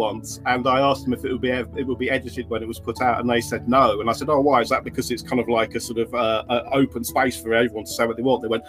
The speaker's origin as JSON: {"language": "English", "town": "Stamford", "region": "East Midlands", "country": "United Kingdom", "tie": "born or raised there", "also_born_or_lived": "North London / Oxford"}